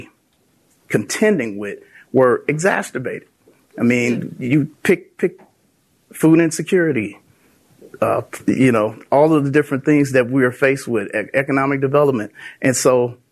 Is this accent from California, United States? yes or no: no; Chicago, Illinois, United States; I grew up in the community, and my experience growing up in Austin